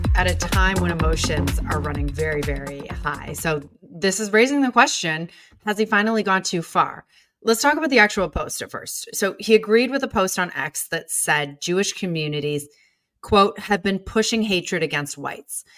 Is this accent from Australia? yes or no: no; Canada; I'm Canadian.